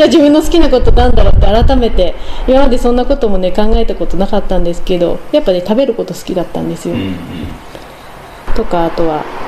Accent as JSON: {"language": "Japanese", "town": "Saku", "region": "Nagano", "country": "Japan", "tie": "born or raised there", "also_born_or_lived": "Tokyo", "said": "この生まれ故郷の"}